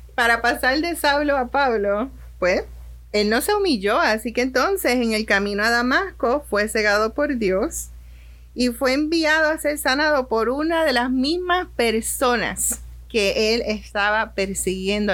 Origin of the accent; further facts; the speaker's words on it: Puerto Rico; moved away as an adult; now in Orlando, United States; Cuando yo llegué aquí a, Orlando, en mi país, en Puerto Rico